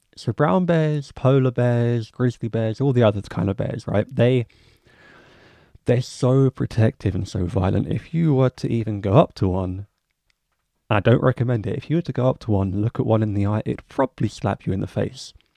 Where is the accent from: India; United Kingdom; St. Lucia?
United Kingdom; England; as an English guy living in England